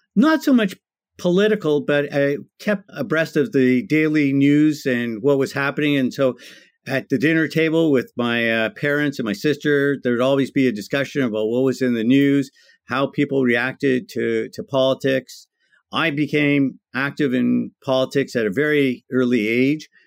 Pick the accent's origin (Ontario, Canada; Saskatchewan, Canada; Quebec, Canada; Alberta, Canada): Ontario, Canada; Toronto; I'm one of those few people that are actually born and raised in Toronto, Ontario, Canada